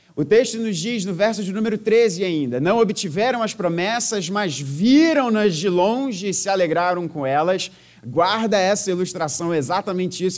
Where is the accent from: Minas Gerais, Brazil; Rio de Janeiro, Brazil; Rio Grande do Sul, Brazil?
Rio de Janeiro, Brazil; Eu sou nascido e criado no Rio de Janeiro